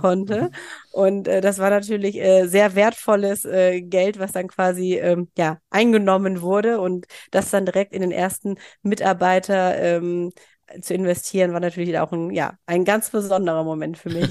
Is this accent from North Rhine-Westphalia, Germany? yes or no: yes; Mönchengladbach, North Rhine-Westphalia, Germany; moved away as an adult; also born or lived in Bielefeld; komme gebürtig aus Mönchengladbach und bin inzwischen auch wieder ähm, dorthin zurückgezogen